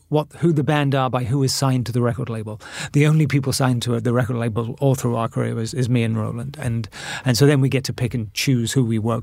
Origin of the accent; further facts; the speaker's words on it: Bath, South West England, United Kingdom; moved away as an adult; also born or lived in New York; my hometown of Bath